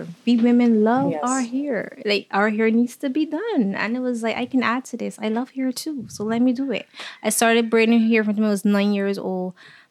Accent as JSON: {"language": "English", "region": "Saint Philip", "country": "Barbados", "tie": "born or raised there", "said": "I grew up right here in St. Philip, which is also called Sanibeville. I grew up with my mom and my two sisters."}